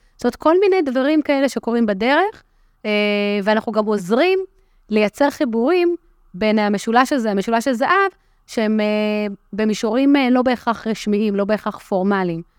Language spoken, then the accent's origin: Hebrew; Petah Tikva, Central District, Israel; now in Rosh HaAyin, Israel; גדלתי בעיר פתח תקווה